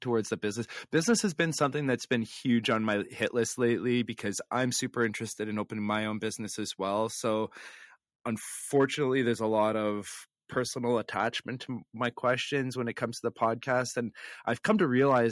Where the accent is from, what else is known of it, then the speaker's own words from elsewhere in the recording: Flin Flon, Manitoba, Canada; Flin Flon, which is my hometown